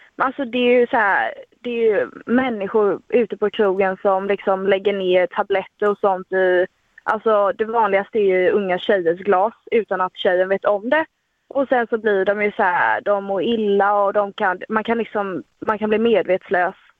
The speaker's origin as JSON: {"language": "Swedish", "town": "Kalmar", "region": "Kalmar County", "country": "Sweden", "said": "här i Kalmar då, där vi är ifrån"}